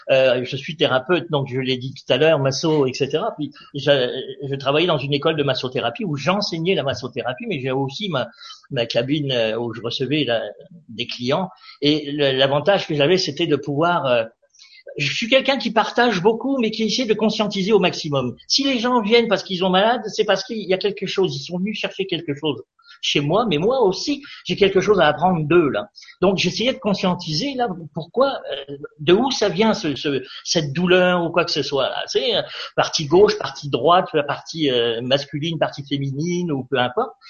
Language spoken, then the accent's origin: French; France; parce que je viens de la France, bien entendu, hein, et j'étais à Rochefort.